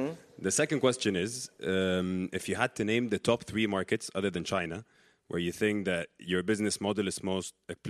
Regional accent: Egypt; I'm from Egypt.

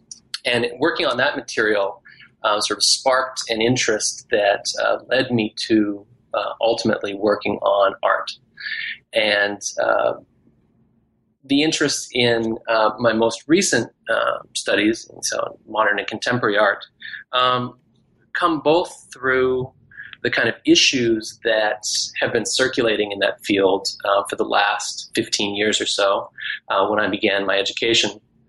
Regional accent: Scotland, United Kingdom; also born or lived in Canada / Texas; I am Canadian by birth, but I grew up in different places, including Scotland and Texas.

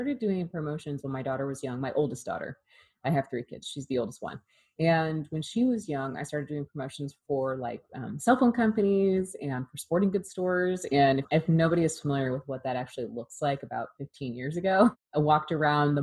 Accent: Oregon, United States; I grew up in Oregon

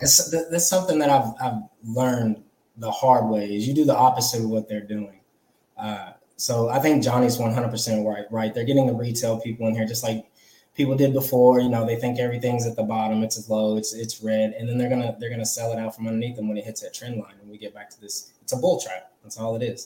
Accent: California, United States; moved away as an adult; I'm from California. I was born there. I lived there. I just moved back from there

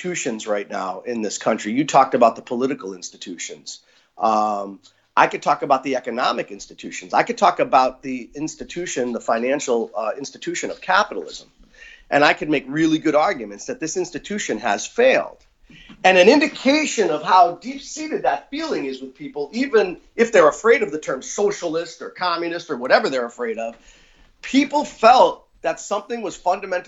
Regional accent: Pennsylvania, United States; the places where we grew up in Pennsylvania

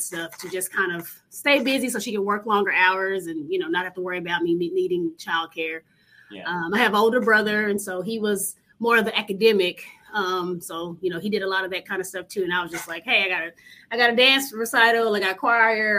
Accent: Dallas, Texas, United States; growing up in Oak Cliff, it's a lower middle class neighborhood.

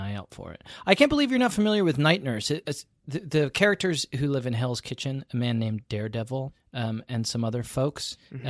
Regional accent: United Kingdom; if you've ever needed evidence that I'm British, it's that I named my child a name that was very popular at the turn of the century in England.

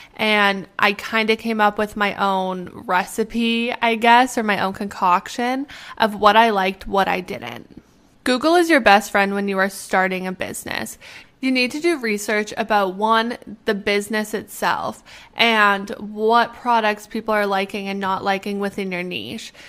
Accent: Canada; moved away as an adult; also born or lived in Arizona; I'm from Canada

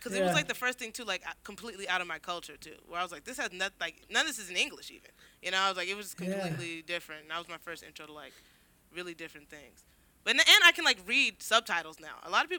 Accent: Inglewood, California, United States; Well, I'm from Inglewood, but like I went to a lot of like charter schools in the South Bay

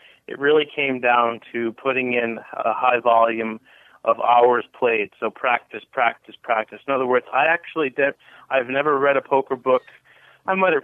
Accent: Cranston, Rhode Island, United States; moved away as an adult; also born or lived in Boston, Massachusetts; now in Las Vegas, United States; I grew up in Cranston.

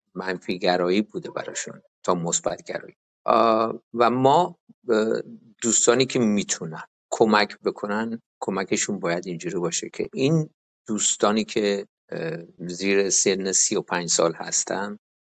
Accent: Iran; now in United States; من تو دفترم من تنها ایرانی هستم

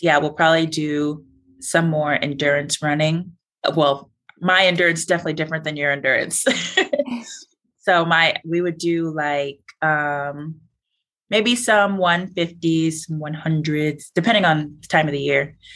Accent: Illinois, United States; I'm from Illinois

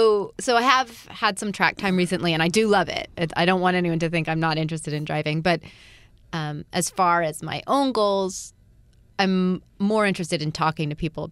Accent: Altadena, California, United States; also born or lived in Pasadena; I grew up in Altadena.

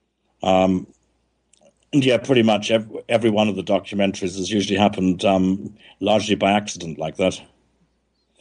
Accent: South Africa; now in Montségur, France; I was growing up in South Africa

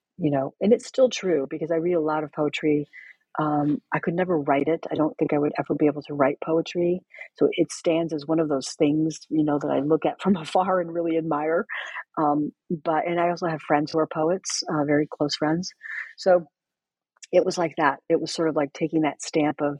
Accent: United States; being Mexican American

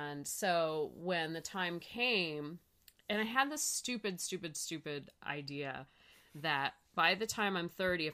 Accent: San Francisco Bay Area, California, United States; I grew up in the San Francisco Bay Area

